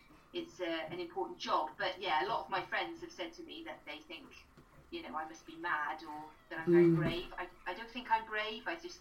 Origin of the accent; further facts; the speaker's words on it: Pembroke Dock, Wales, United Kingdom; I was brought up in Pembroke Dock